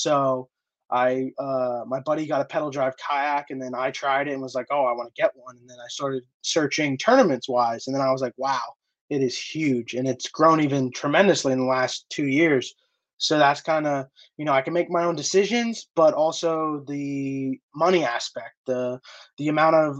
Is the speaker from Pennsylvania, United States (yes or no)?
yes; the Poconos, Pennsylvania, United States; I grew up in the Poconos of Pennsylvania, born and raised, and been living here hunting and fishing my whole life.